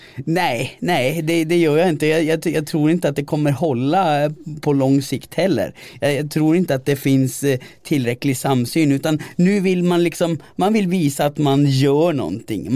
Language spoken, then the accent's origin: Swedish; Gällivare, Norrbotten County, Sweden; i Gällivare kommun där jag växte upp